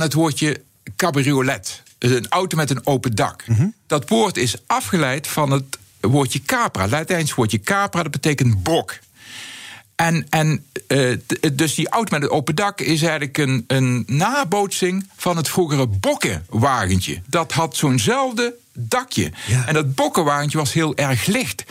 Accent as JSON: {"language": "Dutch", "region": "North Brabant", "country": "Netherlands", "tie": "born or raised there", "accent": "Southeast Brabant dialect", "first_language": "Southeast Brabant dialect", "said": "in mijn Zuidoost-Brabantse dialect"}